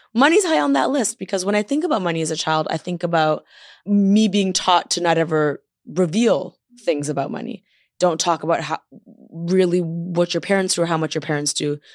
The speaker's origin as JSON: {"language": "English", "town": "Toronto", "region": "Ontario", "country": "Canada", "moved": "as an adult", "lives_now": "Los Angeles, United States", "said": "I'm from Toronto, I moved to L"}